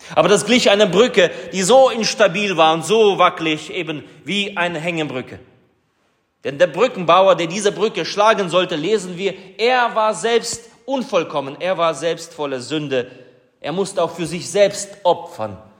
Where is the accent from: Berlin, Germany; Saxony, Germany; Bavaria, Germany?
Saxony, Germany; Vogtland; bei uns im Vogtland